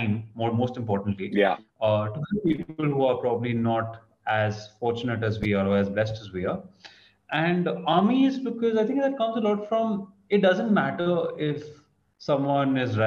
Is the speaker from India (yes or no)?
yes; India; also born or lived in Kolkata, West Bengal / Mumbai, Maharashtra; now in Delhi, India; I'm born and brought up in Calcutta and Bombay.